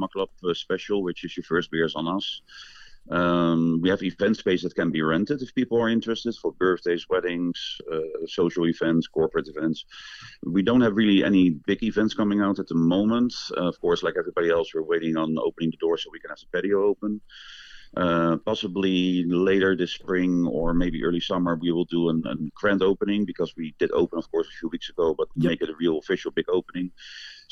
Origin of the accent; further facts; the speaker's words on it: Netherlands; moved away as an adult; now in Madison, United States; I'm originally from the Netherlands